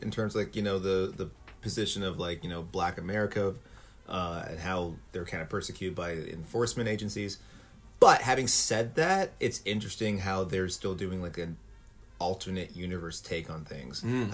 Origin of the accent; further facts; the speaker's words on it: Canada; as a Canadian